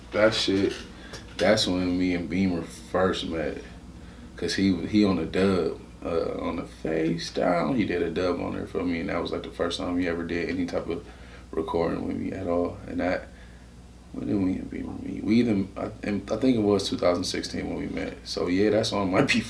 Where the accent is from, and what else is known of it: Cleveland, Ohio, United States; accent: Cleveland